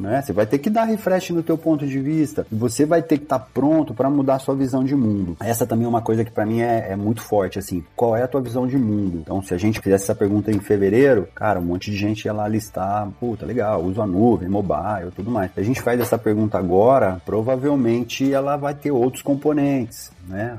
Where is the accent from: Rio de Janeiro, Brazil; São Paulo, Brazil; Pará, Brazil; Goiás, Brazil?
São Paulo, Brazil; Ribeirão Preto; Cheguei lá em Ribeirão Preto, minha cidade